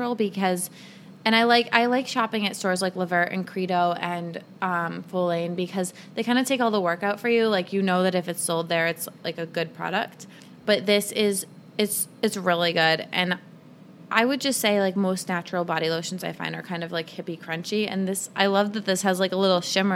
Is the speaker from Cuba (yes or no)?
no; Cape Cod, Massachusetts, United States; I grew up on Cape Cod